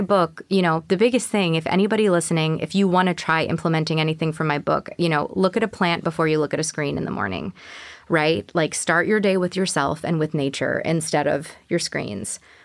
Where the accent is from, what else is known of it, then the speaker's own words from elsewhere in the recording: New York, United States; also born or lived in Houston; I'm a New Yorker